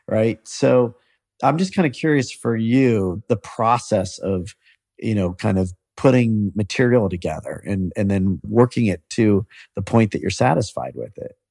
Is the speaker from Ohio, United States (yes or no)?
yes; Columbus, Ohio, United States; I'm from Columbus